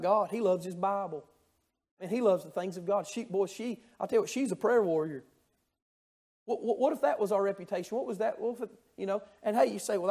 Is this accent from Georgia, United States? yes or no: yes; North Georgia, United States; I'm from Georgia, North Georgia